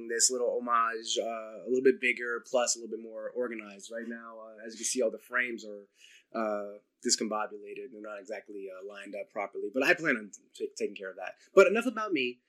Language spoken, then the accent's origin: English; New Jersey, United States; I'm from New Jersey